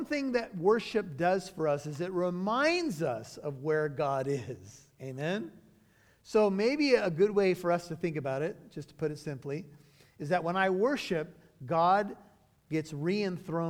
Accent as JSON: {"language": "English", "country": "United States", "said": "I'm an American citizen"}